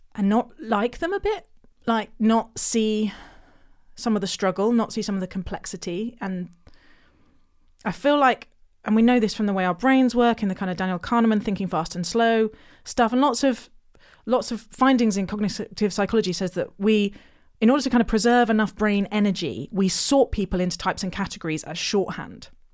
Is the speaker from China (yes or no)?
no; Hampshire, near Basingstoke, South East England, United Kingdom; In a little village in Hampshire